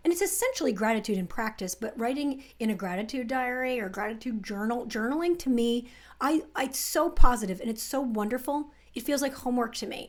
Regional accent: New Jersey, United States; I grew up in the New Jersey suburbs, pretty middle class

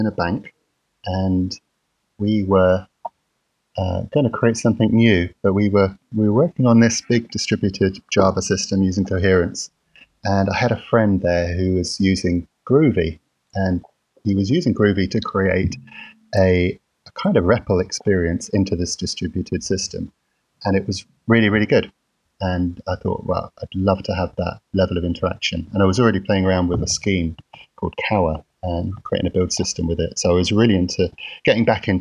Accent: London, United Kingdom; I'm from London, and I'm currently in Milton Keynes, in the office

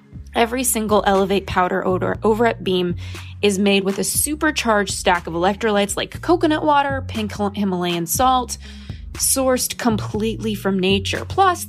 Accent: Los Angeles, California, United States; born or raised there

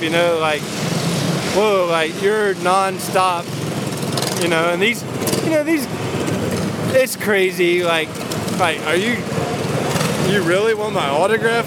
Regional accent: North Carolina, United States; moved away as an adult; also born or lived in Costa Mesa, California; now in California, United States; that's just where I'm from, I'm from the South

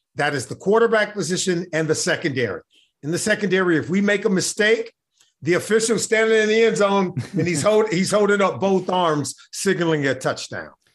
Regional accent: Los Angeles, California, United States; I grew up in Los Angeles

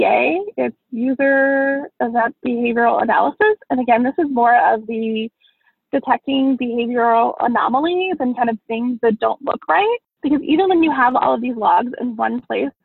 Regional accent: Baltimore, Maryland, United States; moved away; I'm originally from Baltimore

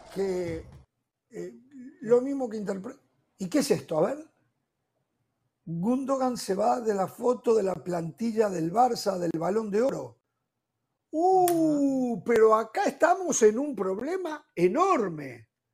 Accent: Uruguay

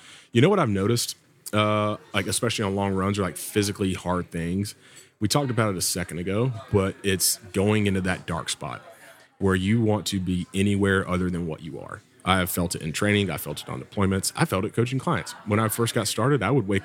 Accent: South Georgia, United States; accent: Southern; moved away as an adult; I grew up down in South Georgia where fitness isn't a super huge thing

